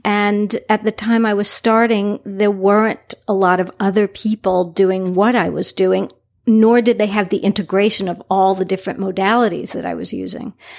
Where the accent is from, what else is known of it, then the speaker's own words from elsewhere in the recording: New York City, New York, United States; now in Southwest Florida, United States; I'm originally from New York City